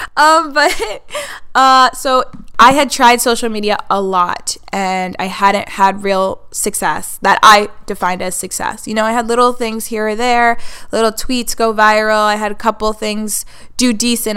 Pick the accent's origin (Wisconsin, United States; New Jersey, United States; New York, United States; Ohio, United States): New York, United States; Hudson Valley, Orange County; now in Buffalo, United States; that's where I'm originally from. I live in Buffalo now, but I am from the Hudson Valley.